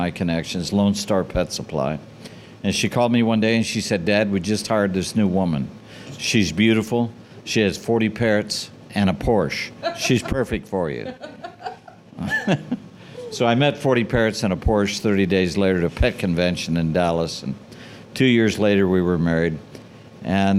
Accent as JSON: {"language": "English", "region": "England", "country": "United Kingdom", "moved": "yes", "said": "Being an English girl"}